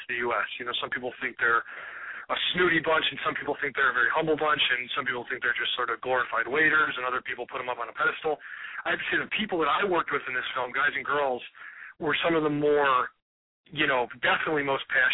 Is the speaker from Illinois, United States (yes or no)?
no; Cleveland, Ohio, United States; who's born and raised in Cleveland, Ohio